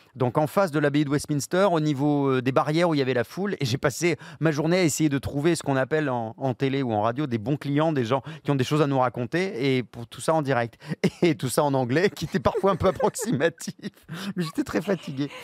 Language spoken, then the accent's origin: French; France